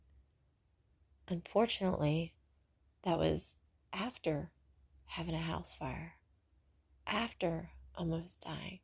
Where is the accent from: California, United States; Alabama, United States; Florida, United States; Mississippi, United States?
Mississippi, United States; Brentwood; riding bikes in Brentwood, where I grew up in Mississippi.